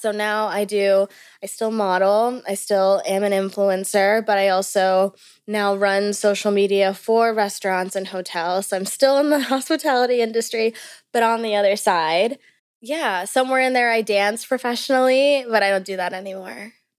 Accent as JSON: {"language": "English", "region": "Maryland", "country": "United States", "tie": "born there", "also_born_or_lived": "Bermuda", "said": "I was born in Maryland, but I was only there to literally be born and like get my citizenship. And then I moved to Bermuda so I could get my citizenship there."}